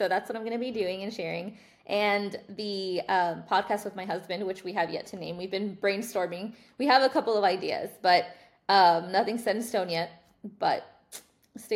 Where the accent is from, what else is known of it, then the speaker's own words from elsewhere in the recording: Dallas, Texas, United States; I was born and raised in Dallas